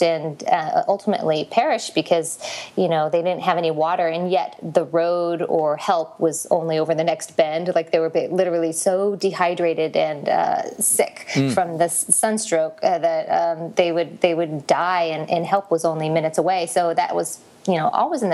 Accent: Las Vegas, Nevada, United States; I'm from Las Vegas, and every summer I try to escape this boiling pit, which is where I am right now

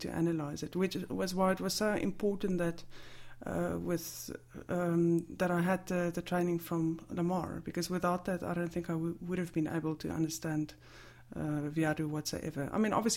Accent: South Africa; moved away; as a South African, I had a huge gap in terms of traditional literature

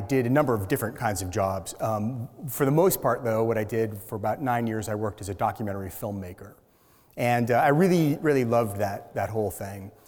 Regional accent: Seattle, Washington, United States; moved away as an adult; also born or lived in New York City; I grew up in Seattle

